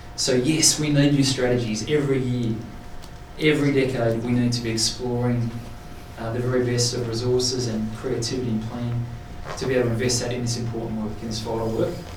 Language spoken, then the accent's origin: English; Sydney, New South Wales, Australia; I'm from Sydney.